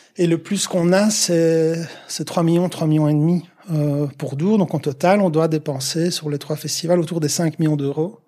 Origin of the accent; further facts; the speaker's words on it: Liège region, Wallonia, Belgium; juste un gars de la région euh, liégeoise